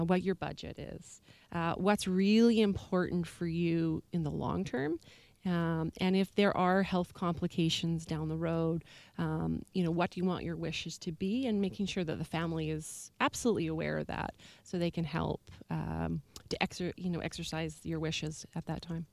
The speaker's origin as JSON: {"language": "English", "region": "Alberta", "country": "Canada", "moved": "yes", "lives_now": "Victoria, Canada", "said": "I myself am originally from Alberta"}